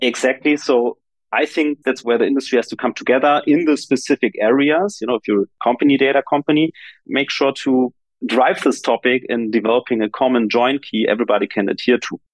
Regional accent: Germany; I come from Germany

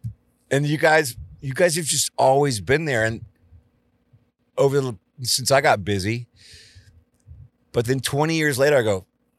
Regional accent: Texas, United States; I'm from Texas

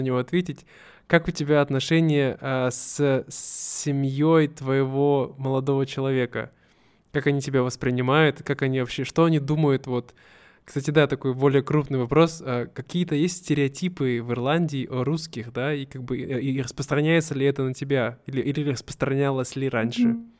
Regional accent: Siberia, Russia; мы все сибиряки, мы более дружелюбные

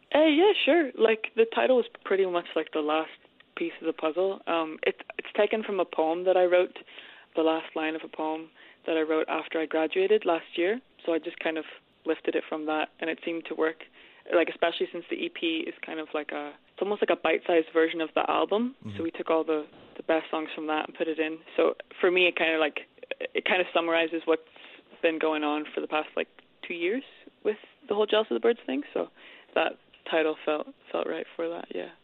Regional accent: Armagh, Northern Ireland, United Kingdom; I'm from Armagh.

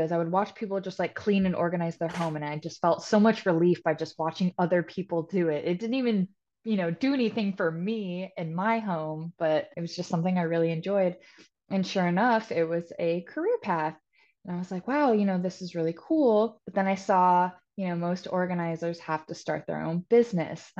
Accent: Topeka, Kansas, United States; moved away as an adult; now in Wilmington, United States; I'm originally from Topeka, Kansas, but I moved to Wilmington, North Carolina about 6 years ago.

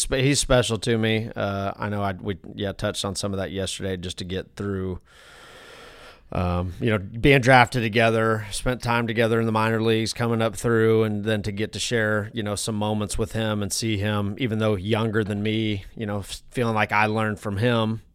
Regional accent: the West, United States; I'm from the West

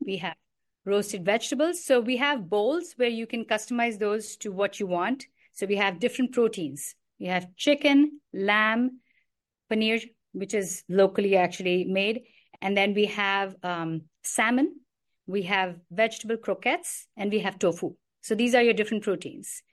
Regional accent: New Delhi, Delhi, India; moved away; also born or lived in Karnataka; I grew up in New Delhi

